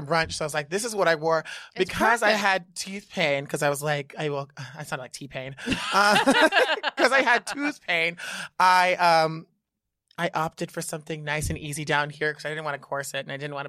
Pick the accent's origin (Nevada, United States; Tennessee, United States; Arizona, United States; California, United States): Nevada, United States; Reno; now in New York, United States; I'm from Reno, Nevada.